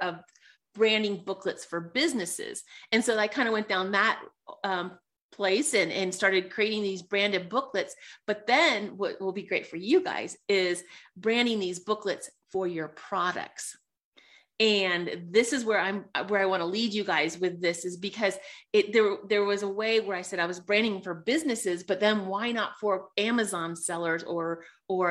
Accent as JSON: {"language": "English", "town": "Sonoma", "region": "California", "country": "United States", "tie": "born or raised there", "moved": "as an adult", "lives_now": "Colorado, United States", "said": "I grew up in Sonoma, California, which is by Napa Valley"}